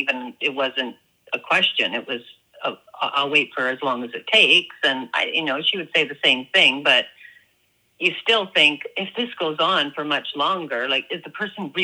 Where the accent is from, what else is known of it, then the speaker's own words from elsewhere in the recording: Australia; you know, she's Canadian, I'm Australian.